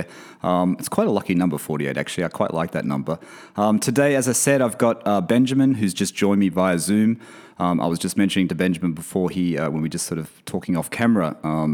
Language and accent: English; a country town near Sydney, New South Wales, Australia; I lived in a country town